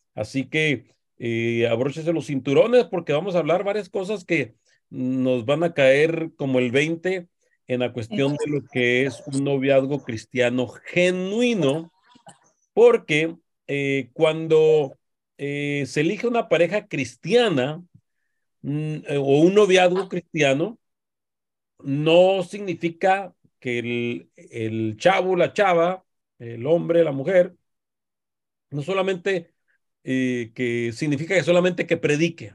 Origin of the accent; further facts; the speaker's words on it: Mexico; como decimos los mexicanos